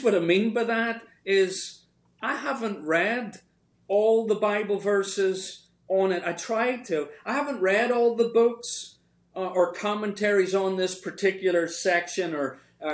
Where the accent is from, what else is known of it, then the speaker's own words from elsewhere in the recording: Northern Ireland, United Kingdom; now in Richmond, United States; when I was growing up in Northern Ireland